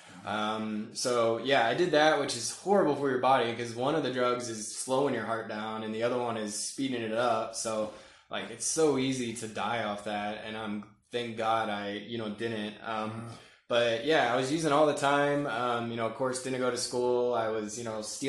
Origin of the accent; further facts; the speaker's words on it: Murfreesboro, Tennessee, United States; also born or lived in Washington, D.C. / Northern Virginia; And then at 10, we moved to Murfreesboro, Tennessee, which is kind of like a suburb of Nashville. Went to, 5th through college there.